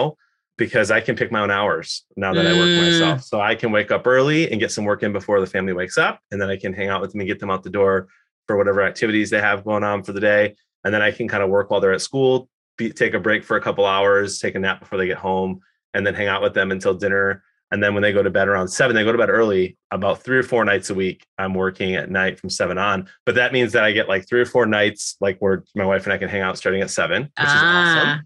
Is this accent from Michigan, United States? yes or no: yes; Detroit, Michigan, United States; I was born in Detroit